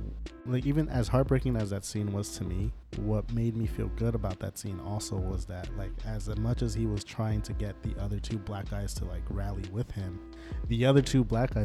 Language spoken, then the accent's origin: English; Paterson, New Jersey, United States; Born and raised in Patterson, where, you know, the other ethnic minority group are, you know, black people. And so I've been raised, you know, with a lot of black people around in my life.